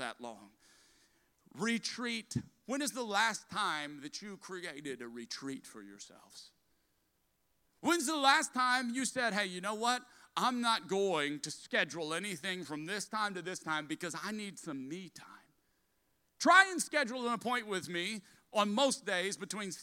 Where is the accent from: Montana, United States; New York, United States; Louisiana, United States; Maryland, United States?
Louisiana, United States; South; I'm a Cajun from South Louisiana